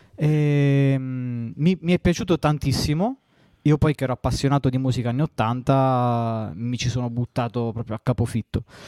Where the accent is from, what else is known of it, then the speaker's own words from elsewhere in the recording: Southern Italy, Italy; accent: southern Italian; io non ho una pronuncia da madrelingua inglese e nemmeno da madrelingua italiano perché sono terrone